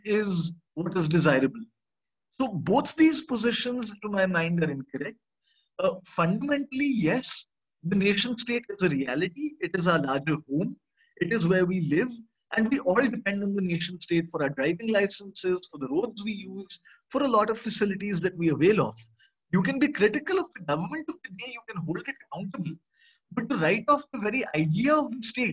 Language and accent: English; India; as an Indian citizen